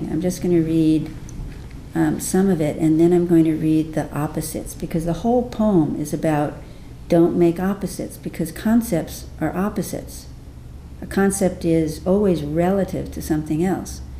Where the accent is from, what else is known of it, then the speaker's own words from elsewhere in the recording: India; we go, we're from India, we do linear thinking, right?